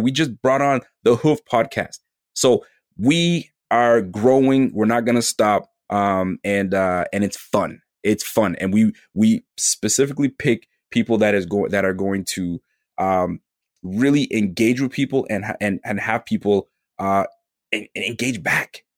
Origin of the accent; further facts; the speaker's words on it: Canada; I'm from Canada